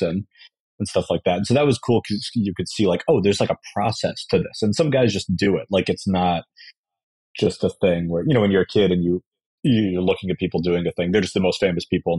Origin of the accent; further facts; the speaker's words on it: New York, United States; I was growing up in New York